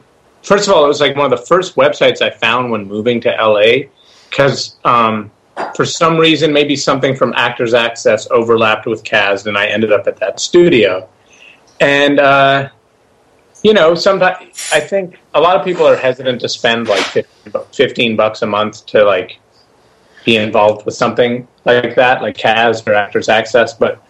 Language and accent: English; Montreal, Quebec, Canada; born there; I was born in Montreal, so I spoke the little broken French that I knew.